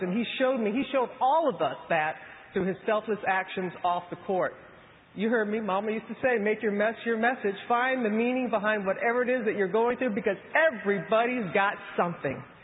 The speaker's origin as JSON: {"language": "English", "region": "Mississippi", "country": "United States", "tie": "born or raised there", "said": "a little girl growing up in Mississippi"}